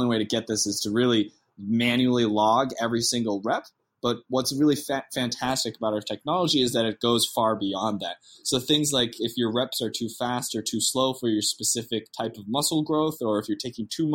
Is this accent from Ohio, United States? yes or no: no; north of Boston, Massachusetts, United States; moved away as an adult; now in Austin, United States; I'm originally from the New England area. I was born and raised right north of Boston